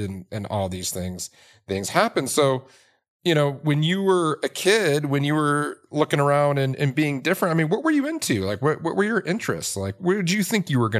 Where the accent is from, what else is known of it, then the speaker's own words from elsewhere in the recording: Detroit, Michigan, United States; I grew up in Detroit